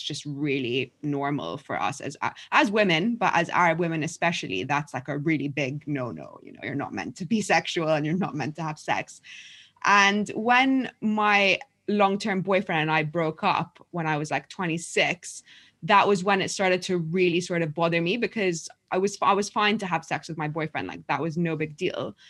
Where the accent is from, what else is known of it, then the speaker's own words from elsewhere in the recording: London, United Kingdom; also born or lived in Egypt; I was born in Egypt, but I've lived in London more or less since I was eight years old. We moved back to Egypt for a year when I was twelve.